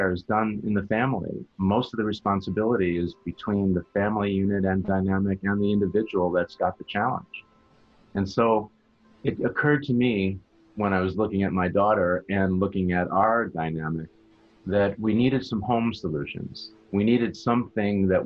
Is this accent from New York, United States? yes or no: yes; Long Island, New York, United States; moved away as an adult; also born or lived in Boston / Cleveland; now in South Florida, United States; I grew up in New York on Long Island